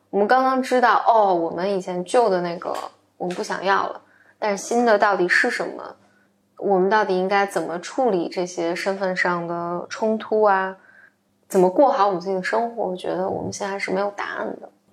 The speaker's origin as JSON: {"language": "Chinese", "country": "China", "tie": "born or raised there", "said": "我在三线城市城市长大嘛"}